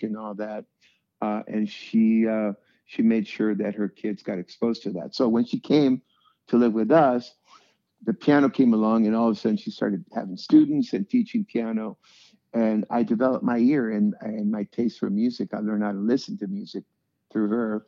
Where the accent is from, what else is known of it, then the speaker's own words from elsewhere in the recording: Tijuana, Baja California, Mexico; moved away; also born or lived in San Diego; we grew up in Tijuana.